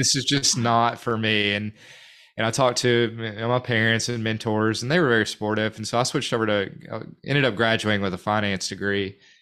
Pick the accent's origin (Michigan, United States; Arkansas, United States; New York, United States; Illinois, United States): Arkansas, United States; North Little Rock; also born or lived in Fort Smith; born and raised in North Little Rock, uh, Dogtown. I guess technically I was born in Fort Smith, but I moved to North Little Rock when I was in kindergarten